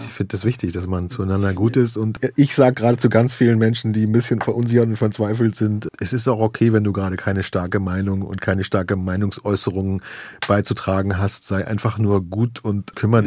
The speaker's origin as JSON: {"language": "German", "region": "Berlin", "country": "Germany", "tie": "born or raised there", "also_born_or_lived": "Los Angeles, United States", "moved": "as an adult", "lives_now": "United States", "said": "die Straßen, gerade natürlich im Prenzlauer Berg mit äh, Pankow und so weiter, das, sind meine, das ist meine Heimat"}